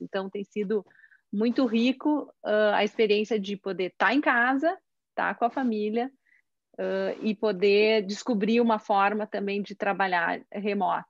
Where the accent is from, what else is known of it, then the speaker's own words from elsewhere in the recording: Caxias do Sul, Rio Grande do Sul, Brazil; eu sou de Caxias do Sul